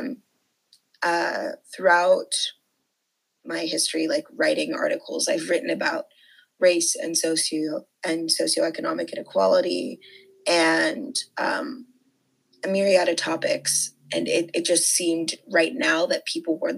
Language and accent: English; Bethesda, Maryland, United States; I am from Bethesda, Maryland, but my parents immigrated from Nigeria